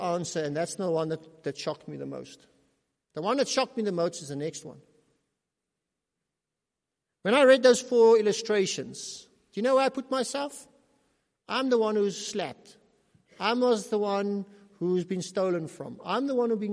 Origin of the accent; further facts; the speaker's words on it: South Africa; We are South African citizens under South African law, but we're also individual South Africans